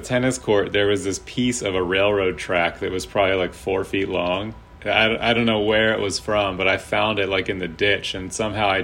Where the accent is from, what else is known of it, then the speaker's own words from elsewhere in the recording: Charlottesville, Virginia, United States; also born or lived in Philadelphia / New York; now in Richmond, United States; going back to my hometown